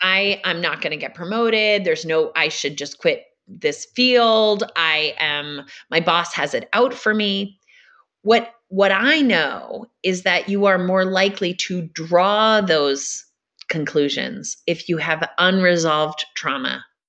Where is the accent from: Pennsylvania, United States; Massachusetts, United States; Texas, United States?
Massachusetts, United States; So I grew up in Massachusetts on a farm with five brothers and sisters.